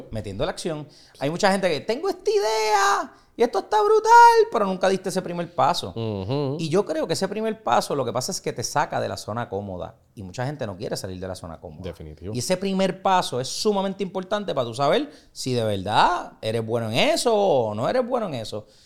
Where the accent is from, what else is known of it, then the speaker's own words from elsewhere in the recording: San Juan, Puerto Rico; Yo soy de Puerto Nuevo, soy del barrio